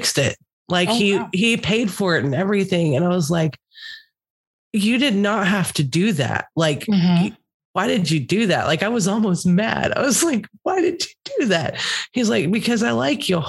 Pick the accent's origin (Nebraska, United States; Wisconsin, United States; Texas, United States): Texas, United States; I'm from Texas